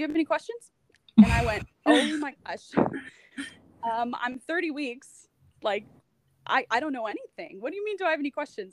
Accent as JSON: {"language": "English", "country": "United States", "moved": "as an adult", "lives_now": "Halifax, Canada", "said": "I'm an American. I'd only been in Canada for about two years at that point. I moved to Canada"}